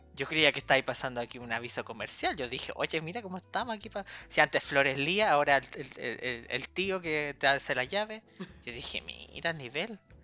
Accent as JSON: {"language": "Spanish", "town": "Puente Alto", "region": "Santiago Metropolitan Region", "country": "Chile", "tie": "born or raised there", "said": "En Puente Alto, que es mi ciudad de origen"}